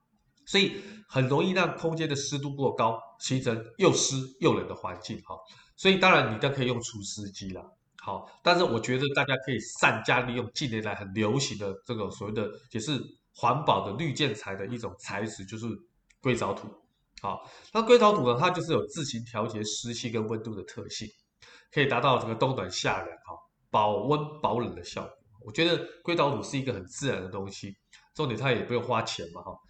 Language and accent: Chinese; Taiwan; 但我们台湾人过年的时候，基本上红色在做点缀的家饰，也可以提升整个家居的氛围